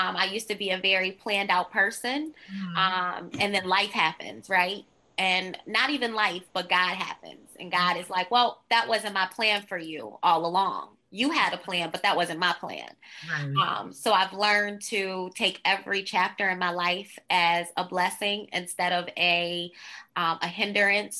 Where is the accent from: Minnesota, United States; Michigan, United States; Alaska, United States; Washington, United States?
Michigan, United States; Detroit; I grew up in Detroit, on the east side of Detroit.